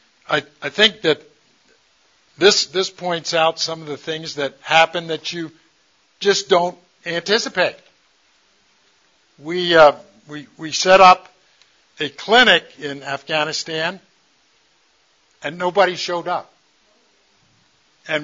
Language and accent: English; United States; I'm an American